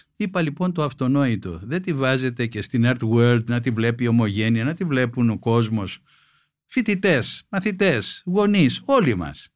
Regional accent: Greece; ως Έλληνας πολίτης

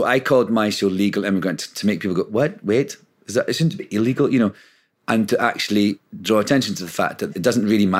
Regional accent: Scotland, United Kingdom; moved away as an adult; now in United States; living in Scotland, be born in Scotland, and to get a free education

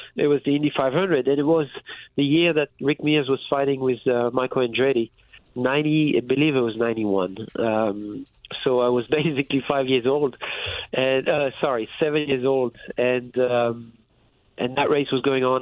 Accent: France; moved away as an adult; I was raised in France

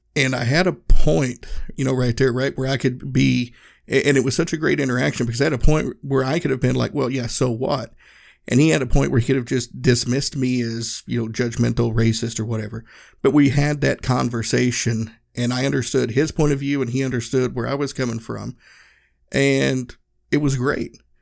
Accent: Northeast Tennessee, United States; moved away; I grew up in Northeast Tennessee. My hometown was a small town in the Smoky Mountains

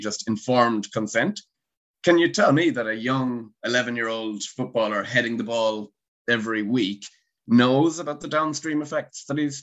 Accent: Galway, Connacht, Ireland; moved away as an adult; also born or lived in England; I'm from Galway. So the complete other side, over near America, the West Coast

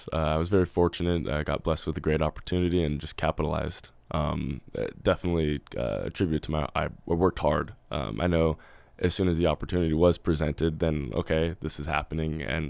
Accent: Buckley, Washington, United States; Growing up in Buckley, it's a pretty small town. Everybody knows everybody. It's a bubble, I would say.

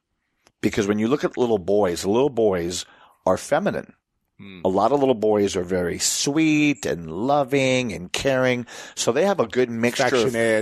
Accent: Puerto Rico; And, you know, we were also Americans growing up in Puerto Rico.

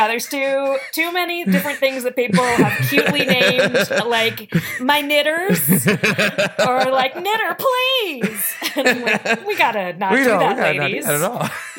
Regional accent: Richmond, Virginia, United States; Richmond, Virginia.

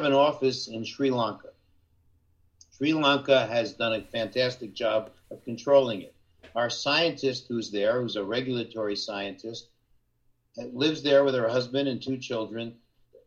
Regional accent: Jersey Shore, New Jersey, United States; moved away; where I grew up on the Jersey Shore

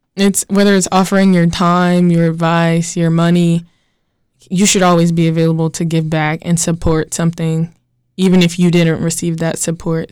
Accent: Gastonia, North Carolina, United States

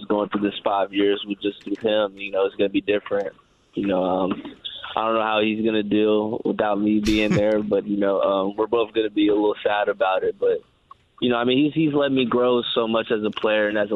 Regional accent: Bloomington, Indiana, United States; moved away; I was born and raised in Bloomington, Indiana

